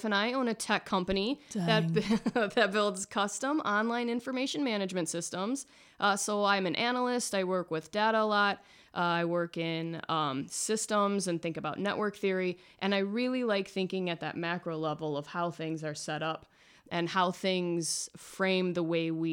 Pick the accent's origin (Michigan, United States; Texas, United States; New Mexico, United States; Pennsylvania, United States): Michigan, United States; now in St. Petersburg, United States; Lindsay and I met here in St. Petersburg, Florida, but we are both from Michigan, America's High Five.